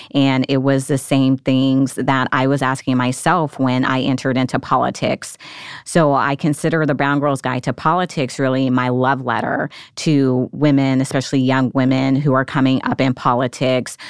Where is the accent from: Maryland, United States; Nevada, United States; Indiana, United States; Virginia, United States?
Nevada, United States; moved away as an adult; now in Washington, D.C., United States; my home state, Nevada